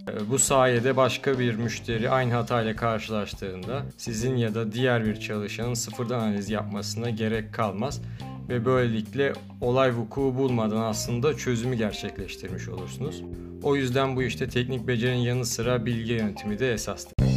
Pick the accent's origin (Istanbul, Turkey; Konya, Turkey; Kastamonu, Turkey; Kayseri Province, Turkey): Istanbul, Turkey; moved away as an adult; also born or lived in Vienna, Austria; now in Austria; İstanbul doğumluyum. Üniversite okumak için yıllar önce Avusturya'ya geldim